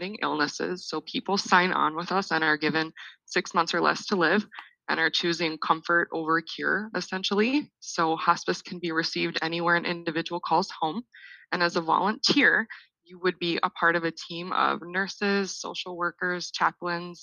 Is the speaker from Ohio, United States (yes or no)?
no; Litchfield, Minnesota, United States; also born or lived in Mankato, Minnesota; I am originally from Litchfield, Minnesota, a small town about 90 miles west of the Twin Cities.